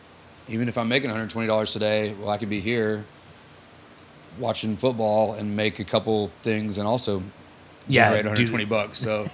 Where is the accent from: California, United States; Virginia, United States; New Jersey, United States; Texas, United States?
Texas, United States; Texarkana; also born or lived in Austin, Texas / Dallas, Texas / Little Rock, Arkansas; now in Fayetteville, United States; I'm from Texarkana, Texas.